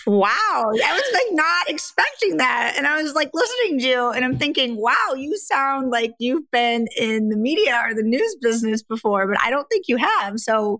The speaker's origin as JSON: {"language": "English", "region": "Midwest", "country": "United States", "also_born_or_lived": "New York, United States / Wisconsin, United States", "moved": "as an adult", "lives_now": "Lisbon, Portugal", "said": "I'm from the Midwest"}